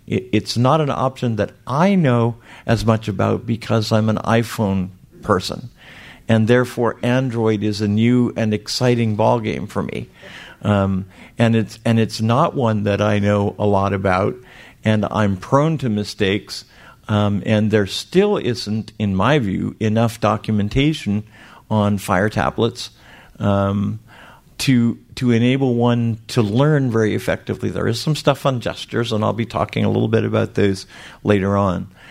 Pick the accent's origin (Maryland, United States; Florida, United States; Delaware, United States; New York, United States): Florida, United States; Miami; I am from Miami, Florida